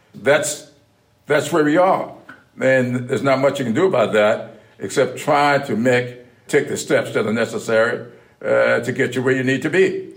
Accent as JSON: {"language": "English", "region": "South Carolina", "country": "United States", "tie": "born or raised there", "said": "growing up in South Carolina"}